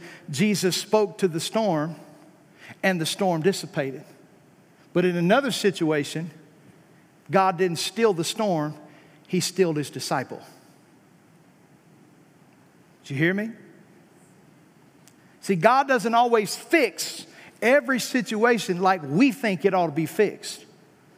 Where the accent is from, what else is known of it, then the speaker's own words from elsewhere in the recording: United States; we're an American Christian